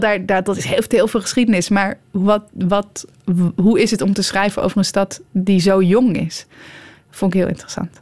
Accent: Netherlands; also born or lived in Almere; als Nederlanders

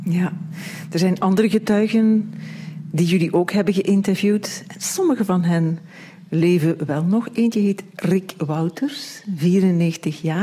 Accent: Beverlo, Flanders, Belgium; also born or lived in Leopoldsburg; Ik ben geboren in Beverlo, dat is vlakbij. En vanaf mijn twaalfde ging ik naar de middelbare school

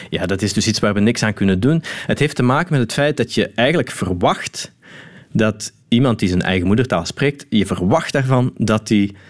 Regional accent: Limburg, Netherlands; Ja, dat is eentje die bij ons in Limburg vaak voorkomt in ieder geval.

